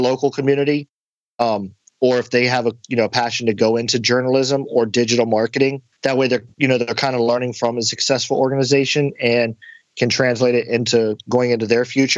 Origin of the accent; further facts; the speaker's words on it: St. Mary's County, Southern Maryland, United States; also born or lived in Bryans Road, Maryland; I was born and lived in Bryans Road and moved to St. Mary's County in 1987